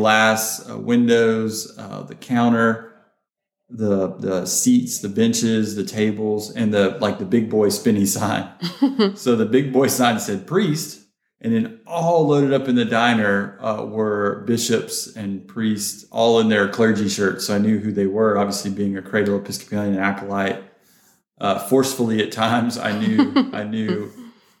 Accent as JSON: {"language": "English", "region": "Georgia", "country": "United States", "also_born_or_lived": "Florida", "moved": "yes", "lives_now": "Texas, United States", "said": "I'm from Georgia. I've lived in Florida. Now I'm in Texas."}